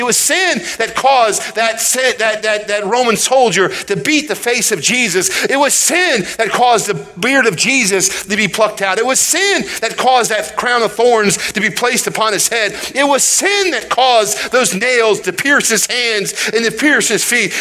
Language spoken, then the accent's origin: English; United States; as American people. I believe this our country is great